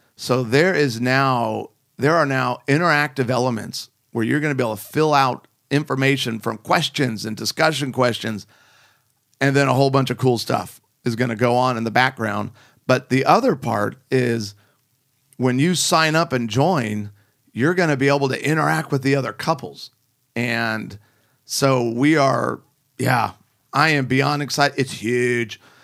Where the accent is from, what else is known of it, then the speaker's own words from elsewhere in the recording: Chicago, Illinois, United States; moved away; also born or lived in Rockford, Illinois; I'm flying into Chicago, the good old O R D. This is my hometown